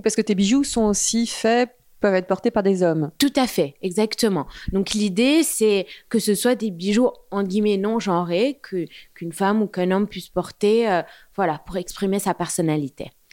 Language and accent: French; Beirut, Beirut Governorate, Lebanon; moved away as an adult; also born or lived in London, United Kingdom; now in Paris, France; j'ai grandi à Beyrouth jusqu'à l'âge de 18 ans.